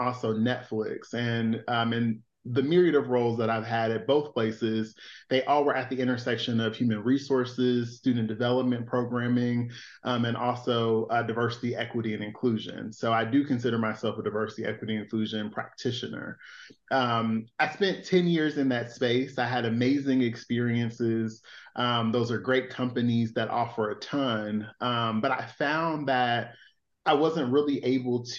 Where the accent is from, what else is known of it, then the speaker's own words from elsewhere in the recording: Chicago, Illinois, United States; moved away as an adult; also born or lived in Philadelphia; I was born and raised in Chicago